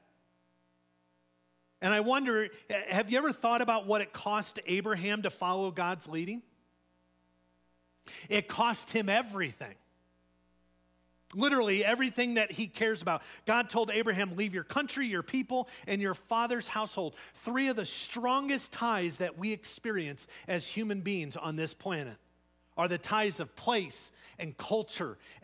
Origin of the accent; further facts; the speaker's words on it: Chicago, Illinois, United States; moved away; where I'm from, Chicago